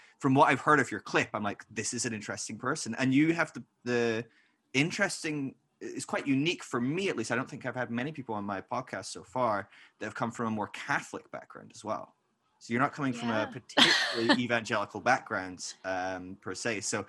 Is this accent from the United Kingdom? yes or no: yes; Scotland, United Kingdom; I'm Scottish